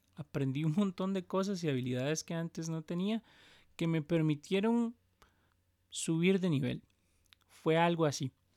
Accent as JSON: {"language": "Spanish", "country": "Costa Rica", "said": "soy de Costa Rica el país del pura vida y donde pronunciamos la R"}